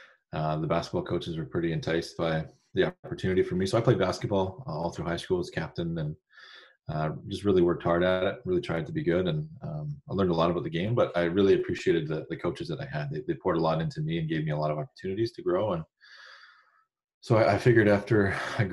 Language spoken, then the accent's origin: English; Windsor, Ontario, Canada; born and raised in Windsor, Ontario.